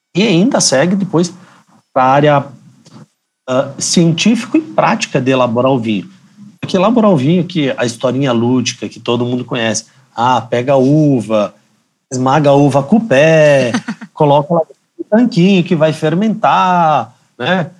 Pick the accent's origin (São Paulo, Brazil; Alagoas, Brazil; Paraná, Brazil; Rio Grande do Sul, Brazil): Rio Grande do Sul, Brazil; Bento Gonçalves; eu sou natural de Bento Gonçalves. Eu sou da terra da uva e do vinho